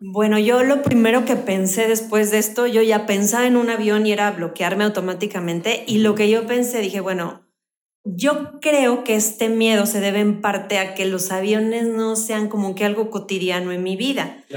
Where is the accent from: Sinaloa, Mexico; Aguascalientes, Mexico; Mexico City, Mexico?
Mexico City, Mexico; now in Querétaro, Mexico; Bueno, yo nací en la Ciudad de México. Tengo viviendo en Querétaro como 24 años más o menos.